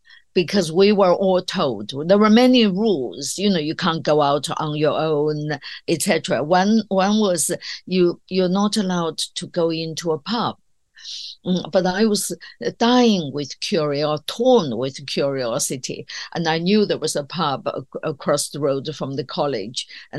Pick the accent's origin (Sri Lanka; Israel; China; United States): China; moved away as an adult; now in United Kingdom; I grew up in China that was completely isolated from the outside world.